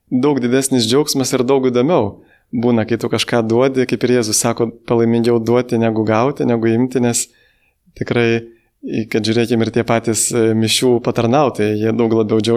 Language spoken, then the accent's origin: Lithuanian; Lithuania